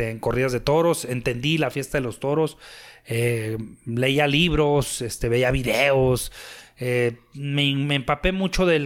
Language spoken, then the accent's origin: Spanish; Torreón, Coahuila, Mexico; yo soy de Torreón, Coahuila. Tengo 45 años de edad.